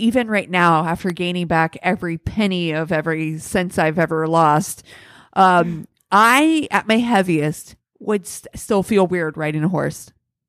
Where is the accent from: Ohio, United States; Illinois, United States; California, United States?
Ohio, United States; I'd imagine because we grew up in Central Ohio, where the Hopewell Indians were a big thing, and those were the mound builders.